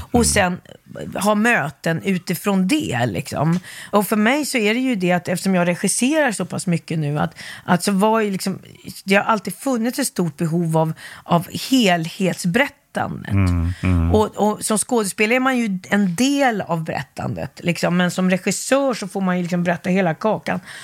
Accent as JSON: {"language": "Swedish", "town": "Stockholm", "region": "Stockholm County", "country": "Sweden", "tie": "born or raised there", "also_born_or_lived": "Gothenburg, Sweden / Helsingborg, Sweden / Västerås, Sweden", "said": "Stockholmstjej från jag var 9-10 mm. år."}